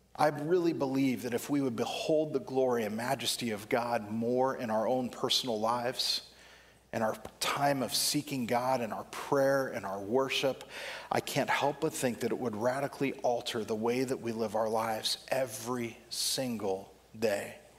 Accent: Southern California, United States; When I was a kid, I can remember growing up in Southern California

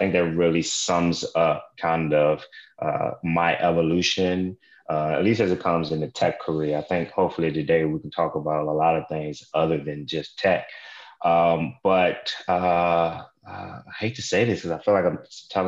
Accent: Richmond, Virginia, United States; I grew up in Richmond, Virginia

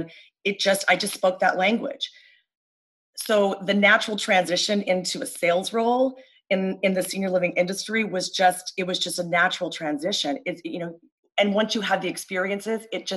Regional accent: California, United States; moved away as an adult; now in Pennsylvania, United States; I am from California, and currently, you know, for the past 19 years, I live on the East Coast in Pennsylvania

